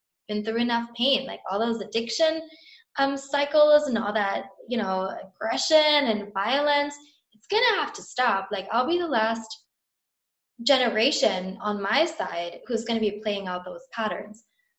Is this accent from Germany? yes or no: yes; Germany; also born or lived in Indonesia / Amsterdam; now in London, United Kingdom; I grew up in Germany, I have an American family, moved to Indonesia, moved to Amsterdam. Now I live in London.